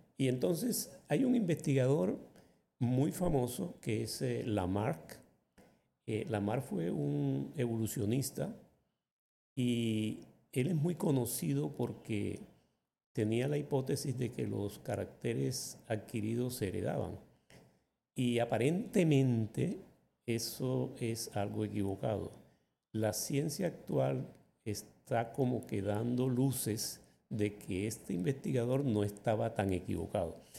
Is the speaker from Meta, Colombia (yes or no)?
no; Magangué, Bolívar, Colombia; also born or lived in San Marcos, Sucre; cuando tenía yo cerca de un año, mis padres se mudaron a Magangué, a la orilla del río Magdalena, y allí fue donde yo crecí. Realmente yo crecí fue en Magangué.